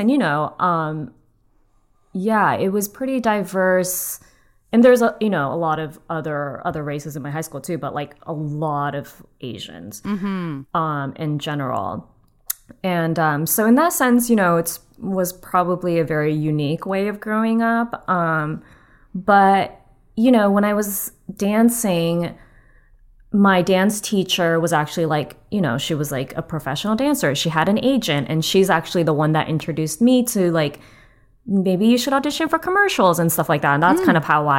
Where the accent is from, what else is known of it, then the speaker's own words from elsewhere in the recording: Torrance, California, United States; In Torrance. Okay. Do you know where that is?